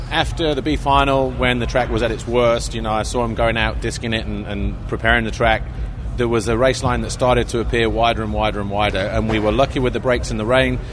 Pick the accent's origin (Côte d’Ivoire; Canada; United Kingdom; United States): United Kingdom; as a Brit